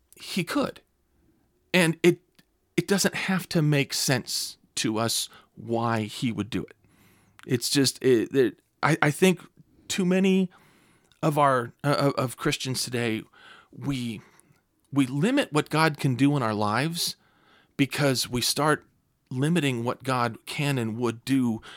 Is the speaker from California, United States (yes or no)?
yes; California, United States; now in Clear Lake, United States; I'm originally from California